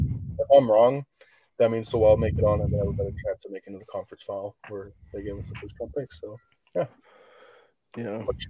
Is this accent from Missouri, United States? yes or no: yes; St. Louis, Missouri, United States; I'm from St. Louis.